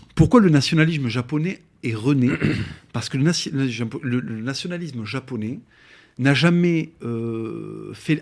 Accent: France; je suis français de, papier et de cœur, et effectivement, euh, génétiquement, je suis espagnol 100%

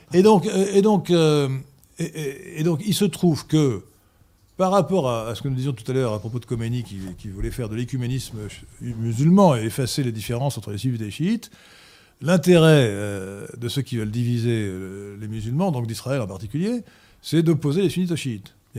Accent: France; nous Français

